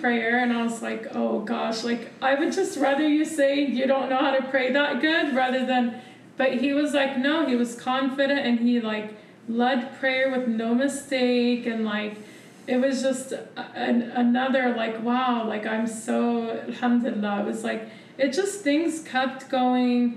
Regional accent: Missouri, United States; We grew up in Missouri in a really racist town.

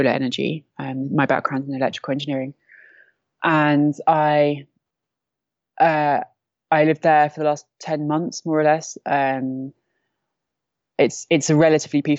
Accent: London, United Kingdom; moved away as an adult; now in Syria; I'm from London. I'm 32

